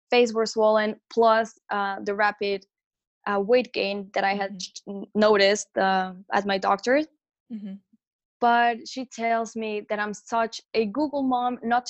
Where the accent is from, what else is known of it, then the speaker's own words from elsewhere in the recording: Mexico; moved away as an adult; I'm actually from Mexico, so my whole family was back home, and I was living alone in a foreign country